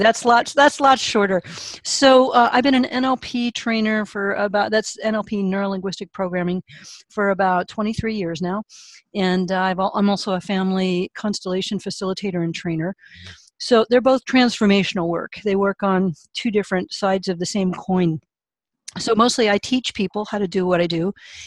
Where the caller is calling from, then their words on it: California, United States; California, a little bit north of San Francisco, up in the redwoods and orchards.